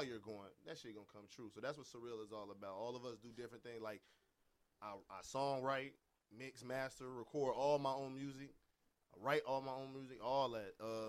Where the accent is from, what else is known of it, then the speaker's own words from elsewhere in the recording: Chicago, Illinois, United States; moved away as an adult; now in Los Angeles, United States; I'm from Chicago, Illinois.